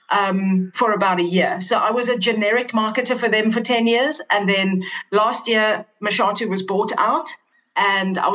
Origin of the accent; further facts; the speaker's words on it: Cape Town, Western Cape, South Africa; I was born and raised in Cape Town